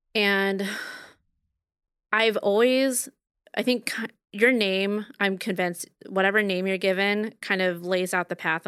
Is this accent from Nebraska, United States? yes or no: yes; Bellevue, Nebraska, United States; also born or lived in West Omaha; I grew up in Bellevue, Nebraska. So after that, I moved to West Omaha, which would basically be like where I live, Otsego, right now.